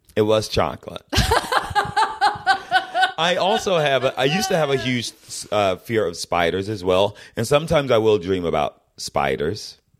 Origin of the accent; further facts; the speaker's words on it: Fayetteville, Georgia, United States; moved away; I'm from the South, and I'm from what was then fairly deep South